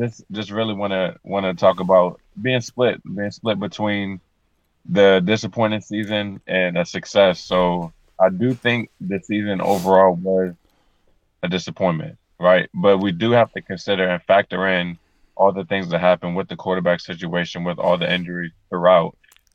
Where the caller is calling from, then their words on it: Everett, Washington, United States; Everett, Washington.